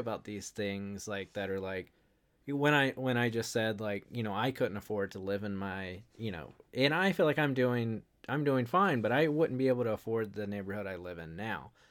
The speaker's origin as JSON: {"language": "English", "region": "North Carolina", "country": "United States", "tie": "born or raised there", "said": "I grew up in North Carolina"}